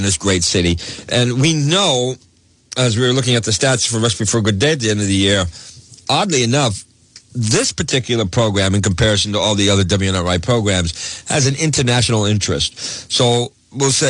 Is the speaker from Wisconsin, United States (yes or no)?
no; Woonsocket, Rhode Island, United States; growing up in Woonsocket area